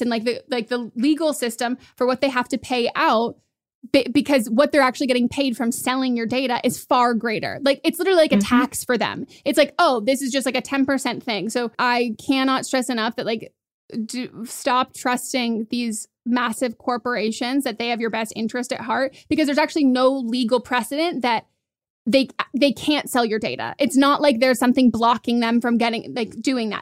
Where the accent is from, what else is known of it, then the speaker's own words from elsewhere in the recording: Marin County, California, United States; I grew up in a very affluent area. I grew up in Marin County and I went to public schools there.